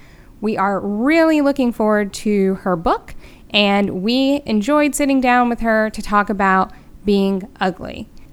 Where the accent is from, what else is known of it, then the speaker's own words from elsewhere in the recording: Southern United States, United States; I mean, I've lived all over the country, even though I'm from the South originally.